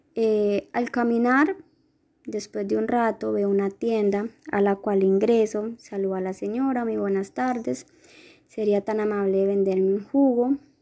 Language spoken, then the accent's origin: Spanish; Paz de Ariporo, Casanare, Colombia; soy del municipio de Paz de Casanare